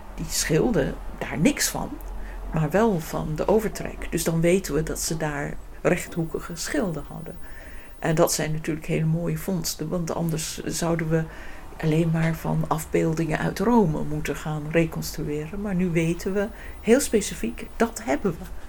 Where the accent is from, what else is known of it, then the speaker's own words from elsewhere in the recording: England, United Kingdom; Dutch is a second language; moved away as an adult; now in Netherlands; Ik ben oorspronkelijk uit Engeland gekomen om in Nederland